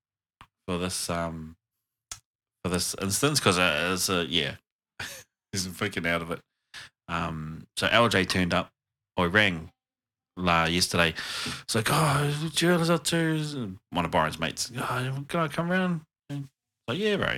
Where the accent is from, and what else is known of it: New Zealand